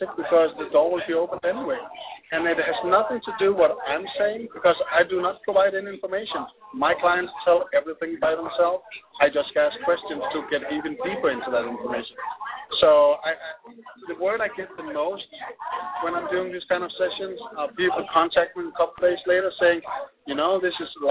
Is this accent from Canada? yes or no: no; Denmark; I'm from Denmark.